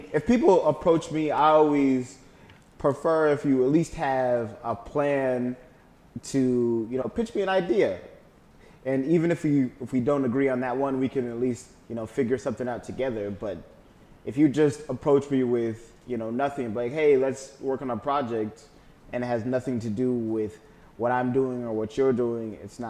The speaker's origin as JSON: {"language": "English", "country": "Kenya", "tie": "born there", "said": "Yeah, so I was born in Kenya, Africa, believe it or not."}